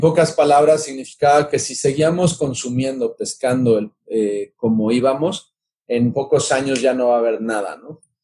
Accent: Mexico City, Mexico; soy originario de la Ciudad de México

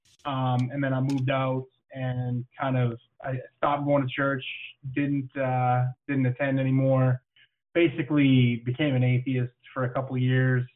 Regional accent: Canada; I am Canadian, and it is freezing up here.

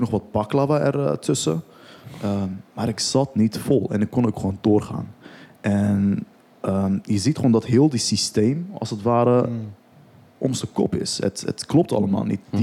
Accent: Rotterdam, South Holland, Netherlands; also born or lived in Turkey; ik ben ook opgegroeid in Rotterdam-Zuid

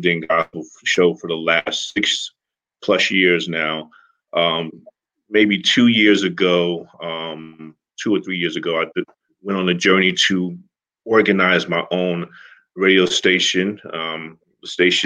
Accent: Newark, New Jersey, United States; now in Livermore, United States; I'm originally from Newark, New Jersey, now living in Livermore, California in the Bay Area

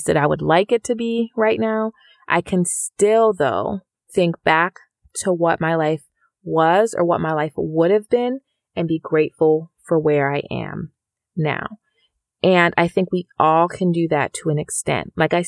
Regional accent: Jamaica; now in United States; Within my family, we came from Jamaica, and so there is no free education there. I went to school here in the U.S.

